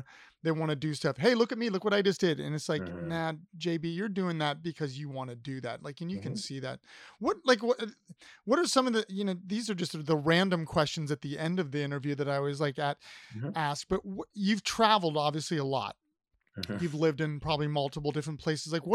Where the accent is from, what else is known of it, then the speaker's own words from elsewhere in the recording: Columbus, Ohio, United States; moved away; I'm from Columbus originally